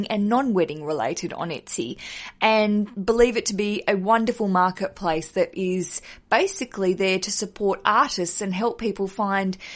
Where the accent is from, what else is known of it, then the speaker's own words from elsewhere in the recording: Australia; moved away as an adult; now in London, United Kingdom; I'm Australian. I live in London